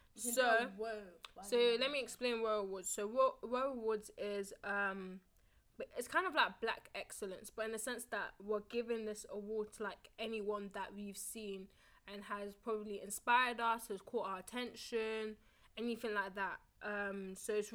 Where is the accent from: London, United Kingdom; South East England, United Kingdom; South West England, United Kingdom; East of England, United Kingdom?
London, United Kingdom; in the UK and in London, well, London specifically